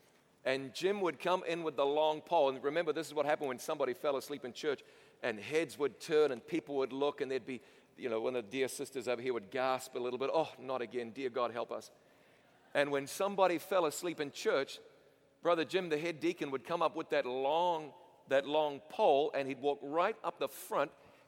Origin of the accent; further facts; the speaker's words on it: New Zealand; I'm from New Zealand originally.